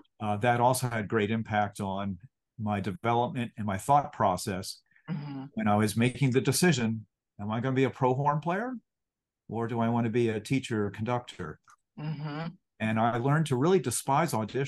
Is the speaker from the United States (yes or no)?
yes; Moorestown, New Jersey, United States; moved away as an adult; also born or lived in Massachusetts; now in Lancaster, United States; So I grew up near Cherry Hill, New Jersey. Town at that time, Cherry Hill was near Moorestown, which is where I lived